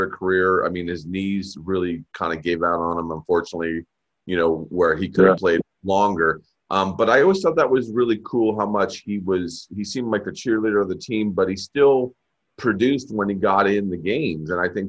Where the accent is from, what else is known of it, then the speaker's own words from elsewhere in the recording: New Jersey, United States; I'm an East Coast guy. I grew up in Jersey